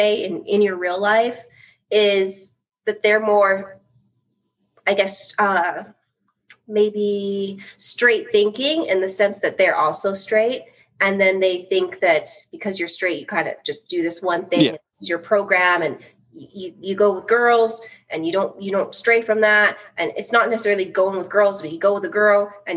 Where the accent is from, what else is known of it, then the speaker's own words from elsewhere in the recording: Canada; also born or lived in United States; I'm Canadian. I live in Canada